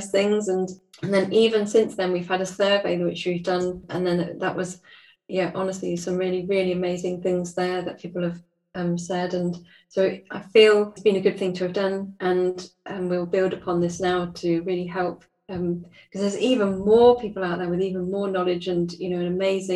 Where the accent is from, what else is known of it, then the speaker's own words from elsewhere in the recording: United Kingdom; I'm British